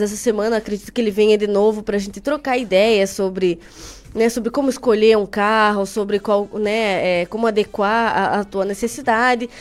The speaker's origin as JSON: {"language": "Portuguese", "town": "Carambeí", "region": "Paraná", "country": "Brazil", "moved": "as an adult", "lives_now": "Ponta Grossa, Brazil", "said": "Eu moro aqui faz uns quatro anos, mas eu sou de Carambeí."}